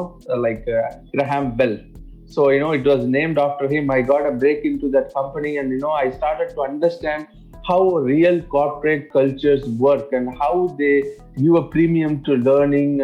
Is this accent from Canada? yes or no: no; India; English is a second language; now in Dubai, United Arab Emirates; I'm not from UAE. I'm actually, born and brought up in India. I grew in a small town, which is almost in the coast of India